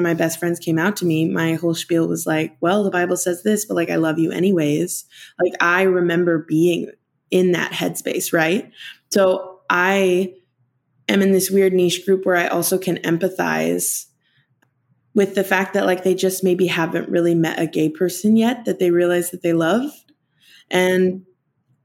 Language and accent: English; Boise, Idaho, United States; moved away as an adult; now in Los Angeles, United States; I flew home to Boise